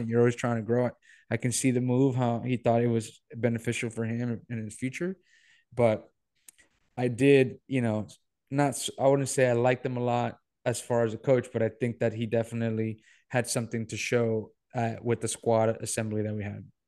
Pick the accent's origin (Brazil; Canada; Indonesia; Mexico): Mexico; Monterrey, Nuevo León; moved away; growing up in Monterrey